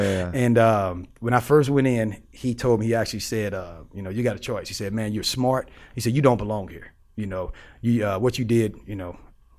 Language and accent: English; St. Louis, Missouri, United States; You know, I'm from St. Louis. You know, St. Louis is the hood.